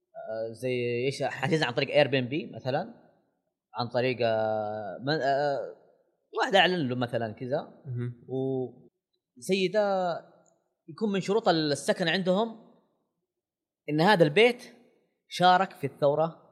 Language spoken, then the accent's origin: Arabic; Saudi Arabia; أنا سعودي